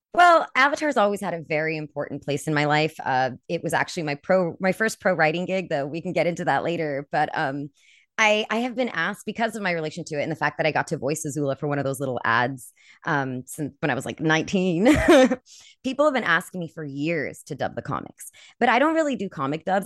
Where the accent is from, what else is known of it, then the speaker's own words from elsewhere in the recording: California, United States; moved away; also born or lived in Colorado; I'm from California.